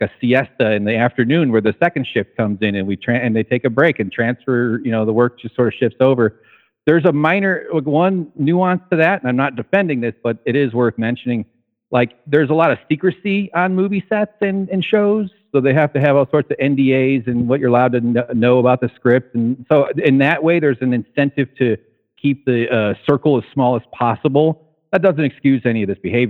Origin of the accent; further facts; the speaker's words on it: outside of Chicago, Illinois, United States; I grew up outside of Chicago